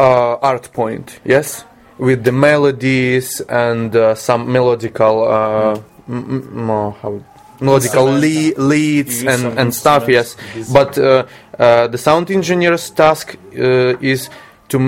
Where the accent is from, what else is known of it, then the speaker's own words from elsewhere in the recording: Ukraine; English is a second language; now in Czech Republic; I'm from Ukraine.